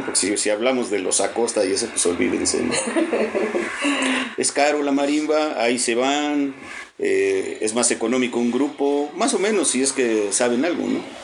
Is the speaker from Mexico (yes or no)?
yes; Mexico City, Mexico; now in Puebla, Mexico; Yo soy del DF